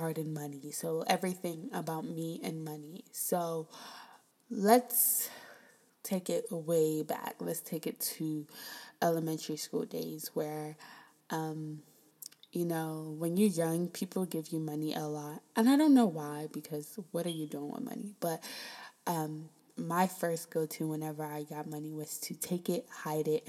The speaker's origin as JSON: {"language": "English", "area": "Prince George's County", "region": "Maryland", "country": "United States", "tie": "born or raised there", "also_born_or_lived": "Queens, New York", "moved": "as an adult", "said": "I'm originally from Prince George's County, Maryland"}